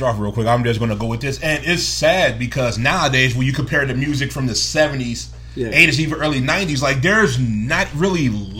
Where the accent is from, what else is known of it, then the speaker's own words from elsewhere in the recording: Gary, Indiana, United States; with me being born in Gary, Indiana, being an Indiana boy.